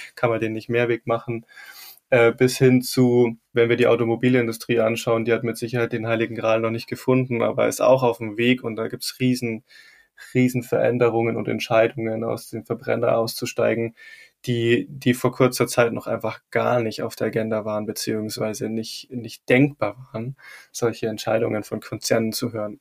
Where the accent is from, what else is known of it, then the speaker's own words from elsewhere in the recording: Rosenheim, Bavaria, Germany; in meiner Heimatstadt Rosenheim